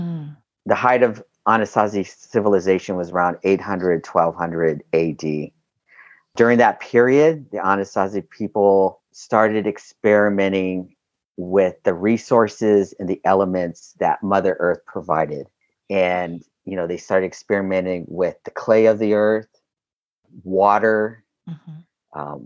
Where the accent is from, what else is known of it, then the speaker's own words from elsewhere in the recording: Southern California, United States; also born or lived in Albuquerque, New Mexico / Los Angeles / Long Beach; I was born in Albuquerque, New Mexico, but I was raised here in Southern California